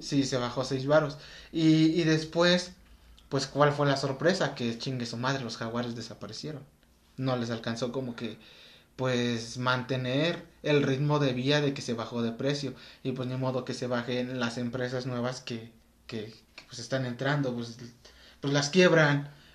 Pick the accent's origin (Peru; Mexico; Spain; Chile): Mexico; nosotros que somos mexicanos